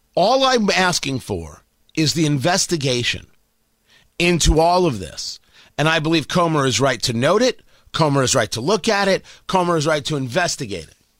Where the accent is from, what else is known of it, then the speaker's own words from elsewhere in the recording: United States; my decency as an American